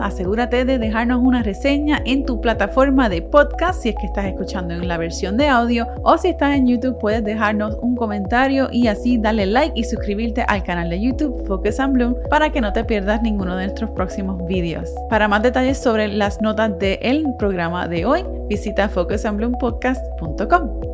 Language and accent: Spanish; Puerto Rico; moved away as an adult; now in United States; yo soy de Puerto Rico, pero vivo en Estados Unidos, dejé Puerto Rico hace más de 11 años